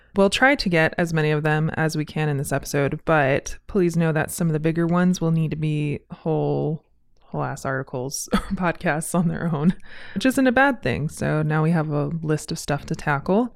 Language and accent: English; Southern California, United States; now in Spokane, United States; I'm from Southern California, so I'm pretty used to wildfire seasons and bad air, but I'm also from the desert